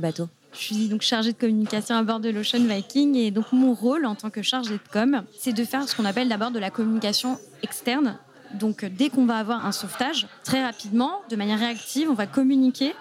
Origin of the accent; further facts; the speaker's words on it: Mediterranean coast, south of France, France; je suis euh, du sud de la France, j'ai grandi au bord de la Méditerranée